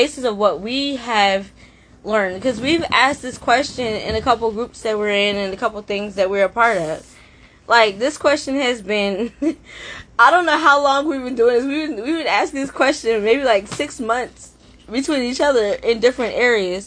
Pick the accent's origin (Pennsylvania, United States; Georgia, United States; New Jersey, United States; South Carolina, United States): New Jersey, United States; moved away as an adult; now in Maryland, United States; I'm from Jersey, and I just moved to Maryland like a year ago